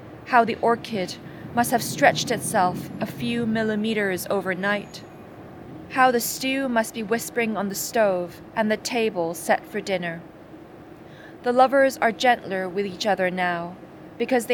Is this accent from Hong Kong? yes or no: yes; Hong Kong; I'm a poet from Hong Kong